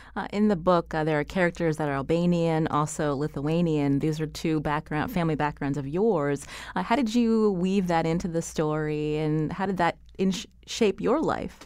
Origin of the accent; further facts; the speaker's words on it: Pennsylvania, United States; I come from Pennsylvania, also, uh, near, uh, you know, Rust Belt City